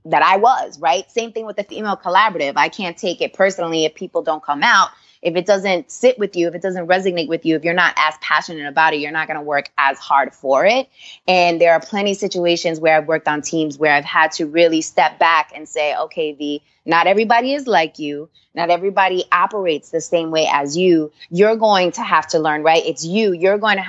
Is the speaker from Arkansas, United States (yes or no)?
no; New York City, New York, United States; also born or lived in Orlando, Florida; I grew up in New York. I'm a New York girl at heart. I grew up in Queens. Lived in Orlando a few years, but the majority of my life, I grew up in Queens